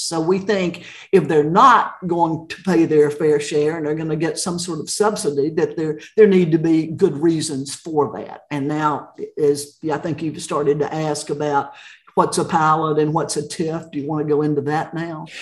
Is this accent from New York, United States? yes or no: no; Chattanooga, Tennessee, United States; moved away as an adult; also born or lived in Dallas, Texas / Knoxville, Tennessee / Austin, Texas / Cobb County, Georgia; I grew up in Chattanooga